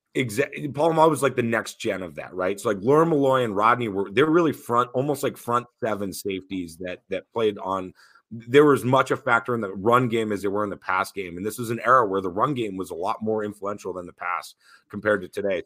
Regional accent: Newton, Massachusetts, United States; I grew up in Newton, Massachusetts, about seven miles west of Boston.

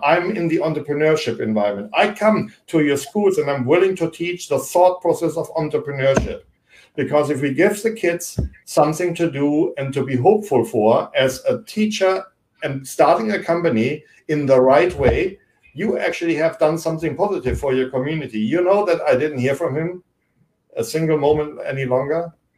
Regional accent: Germany; English is a second language; now in United States; I grew up in Germany

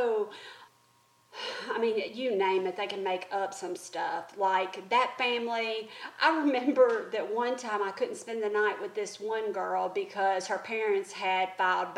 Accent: the South, United States; Growing up in the South

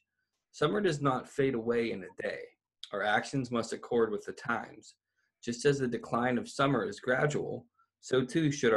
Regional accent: Ohio, United States; moved away; also born or lived in Northern California; growing up in Ohio, there really is that harsh, abrupt change

